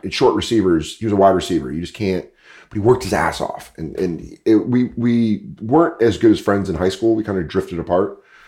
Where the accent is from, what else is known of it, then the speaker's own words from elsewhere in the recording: Aurora, Colorado, United States; moved away as an adult; also born or lived in New York / Los Angeles; I grew up in Denver. I grew up in Aurora, Colorado